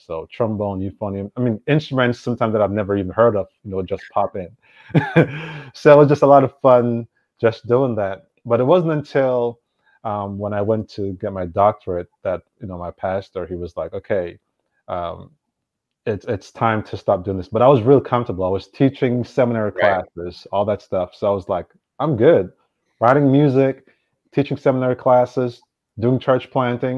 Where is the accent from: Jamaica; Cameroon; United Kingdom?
Jamaica; Kingston; moved away as an adult; also born or lived in Boston / Florida; now in Berkeley, United States; I was actually born and raised in Jamaica. And I know usually people say, everyone's from Kingston. Well, I am from Kingston, went to high school in Kingston. So I grew up there